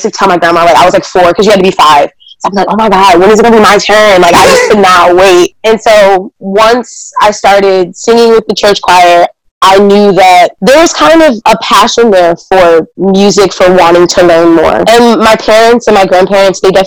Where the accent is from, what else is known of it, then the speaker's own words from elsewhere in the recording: Gaithersburg, Maryland, United States; originally, I'm from Gaithersburg, Maryland. G-Berg. It's a small suburb right outside of D.C.